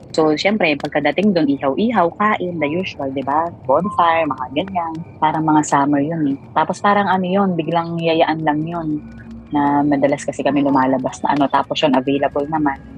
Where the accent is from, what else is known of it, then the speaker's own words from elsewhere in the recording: Mindoro, Mimaropa, Philippines; ako taga Mindoro